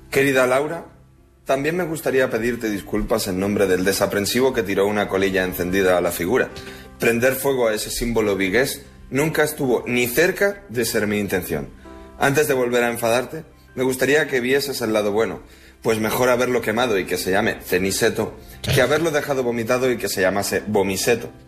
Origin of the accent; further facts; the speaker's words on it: Uruguay; also born or lived in Blanes, Spain; A veure, jo sóc d'Uruguai i de Blanes. Jo no em puc sentir superior a ningú.